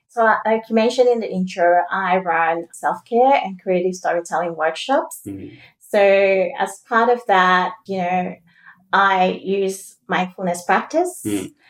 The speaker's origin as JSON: {"language": "English", "country": "Sierra Leone", "moved": "yes", "lives_now": "Australia", "said": "we're both from Sierra Leone. Yeah. And, you know, back when I was in Sierra Leone"}